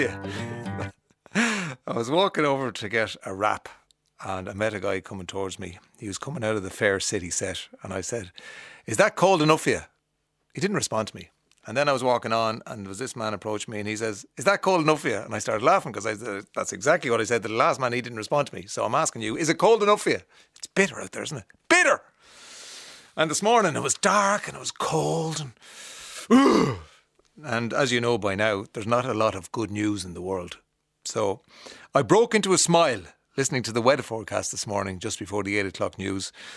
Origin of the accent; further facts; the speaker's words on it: Kildare, Leinster, Ireland; I am from the Midlands, a Midlands town, Kildare, not generic, it's Kildare.